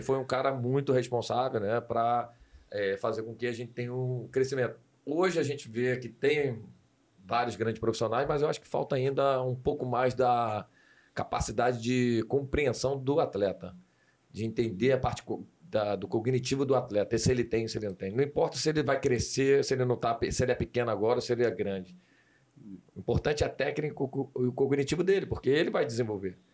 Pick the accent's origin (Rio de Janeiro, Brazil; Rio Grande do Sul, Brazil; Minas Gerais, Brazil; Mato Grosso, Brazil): Rio de Janeiro, Brazil; moved away as an adult; also born or lived in Italy / Germany; nasci na Penha. Com dois anos de idade, meu pai, por ser militar, a gente tinha o direito de morar dentro do quartel